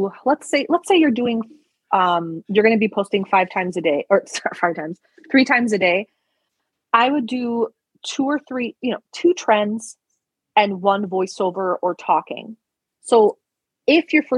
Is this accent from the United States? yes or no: no; Istanbul, Turkey; moved away; I was born in Istanbul